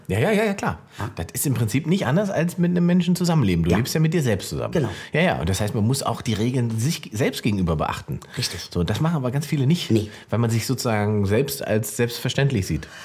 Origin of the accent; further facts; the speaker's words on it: Salzwedel, Saxony-Anhalt, Germany; da, wo ich herkomme, Salzwedel, Sachsen-Anhalt